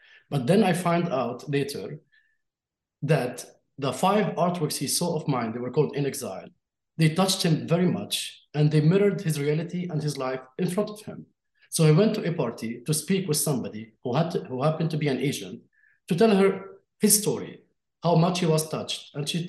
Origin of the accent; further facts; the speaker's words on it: Jerusalem, Palestine; born there; I was born in Jerusalem under Israeli occupation, and there's nothing I can do about that, about this fact.